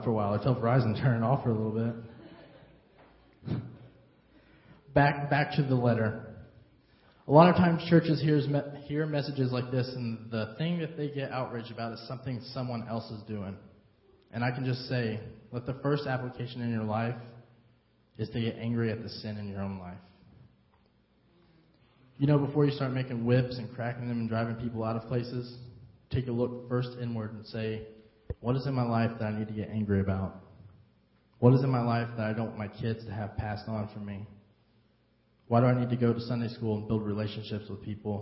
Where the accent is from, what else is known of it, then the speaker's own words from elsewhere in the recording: United States; now in Harrisburg, United States; I'm not from here originally. I'm from Carmine